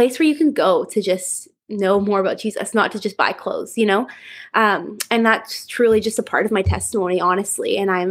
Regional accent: Chilliwack, British Columbia, Canada; I was born and raised in Chilliwack, BC.

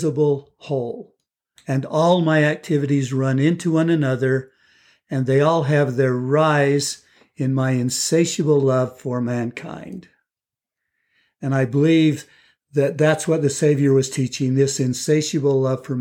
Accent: Lehi, Utah, United States; also born or lived in Texas; I grew up in Lehigh

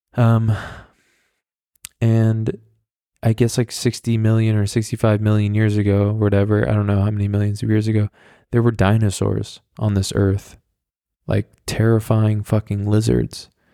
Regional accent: the Hamptons, New York, United States; I was at a club in my hometown, And this was a club that actually, I mean, it was in the Hamptons

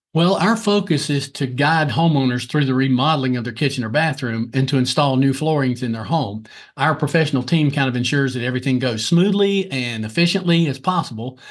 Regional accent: Lancaster, South Carolina, United States; originally, I'm from Lancaster, South Carolina

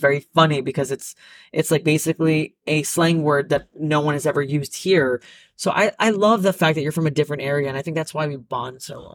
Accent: New Jersey, United States; I'm from Jersey

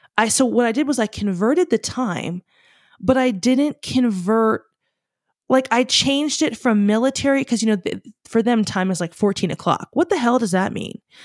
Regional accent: United States; We're American.

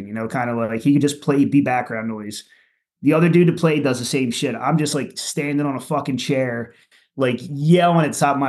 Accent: Philadelphia, Pennsylvania, United States; moved away as an adult; now in South Jersey, United States; I lived the first like 21 years of my life in Southwest Philly

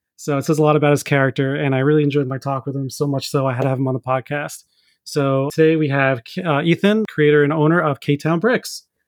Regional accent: New York, United States; now in Virginia, United States; growing up in New York

